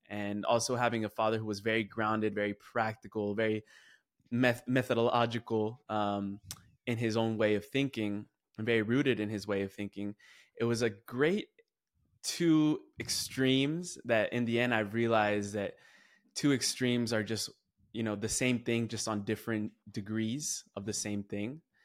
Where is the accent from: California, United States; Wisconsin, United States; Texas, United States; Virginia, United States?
California, United States; I'm going from California all the way to Columbia